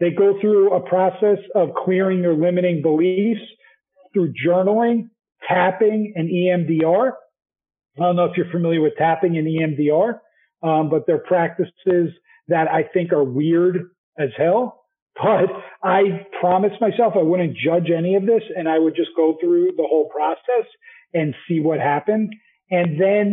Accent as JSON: {"language": "English", "region": "New Jersey", "country": "United States", "also_born_or_lived": "New York / Utah", "moved": "as an adult", "said": "I'm from Jersey"}